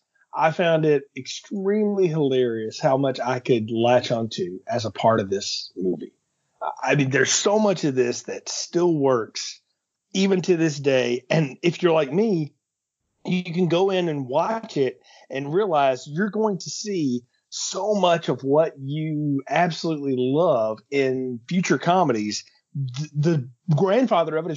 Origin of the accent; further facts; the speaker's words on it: Alabama, United States; I'm from Alabama